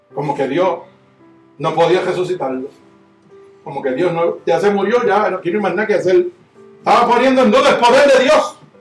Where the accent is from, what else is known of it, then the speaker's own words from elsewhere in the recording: Puerto Rico; Yo soy puertorriqueño